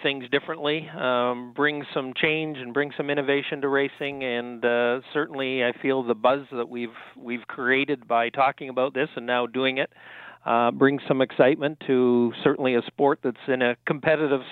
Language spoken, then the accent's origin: English; Canada; as a Canadian